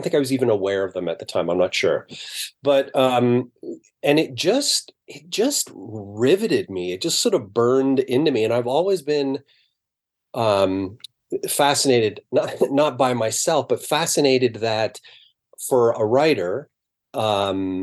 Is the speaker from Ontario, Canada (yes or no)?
yes; Brampton, Ontario, Canada; I grew up in Brampton, so to me, that's pretty middle class.